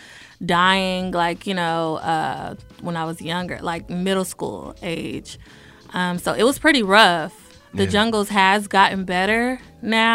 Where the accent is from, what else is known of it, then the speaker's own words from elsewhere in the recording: Los Angeles, California, United States; now in Atlanta, United States; I'm from Los Angeles, California, the jungles to be exact.